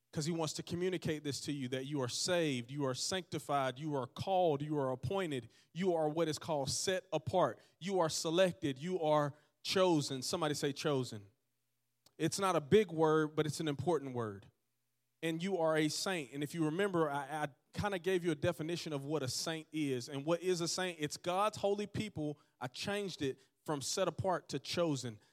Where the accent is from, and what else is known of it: Georgetown, Georgia, United States; born or raised there; also born or lived in Dothan, Alabama